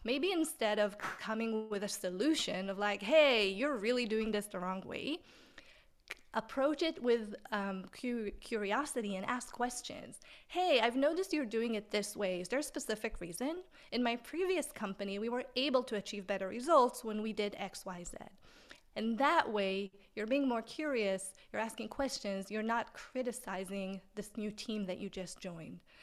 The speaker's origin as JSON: {"language": "English", "country": "Israel", "second_language": "English", "moved": "as an adult", "said": "where I'm from originally in Israel, but I came here"}